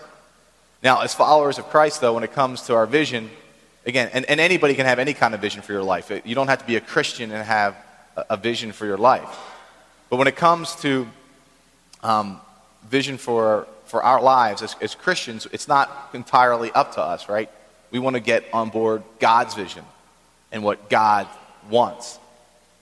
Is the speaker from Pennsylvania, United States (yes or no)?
yes; Philadelphia, Pennsylvania, United States; also born or lived in Maryland; I grew up in Philadelphia